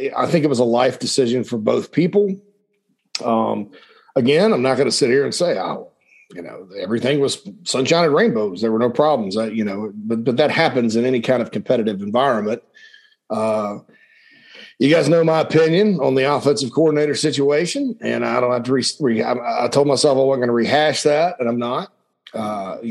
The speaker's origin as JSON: {"language": "English", "region": "upstate South Carolina", "country": "United States", "tie": "born or raised there", "also_born_or_lived": "Gainesville, Georgia / Nashville, Tennessee", "moved": "as an adult", "said": "I grew up in South Carolina. I love the state."}